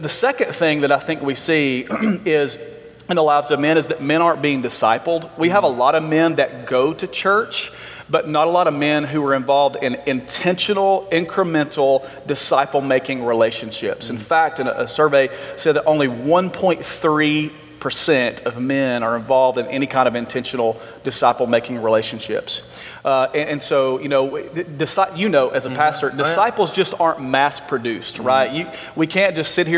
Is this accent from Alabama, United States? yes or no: yes; Alabama, United States; I grew up in Alabama.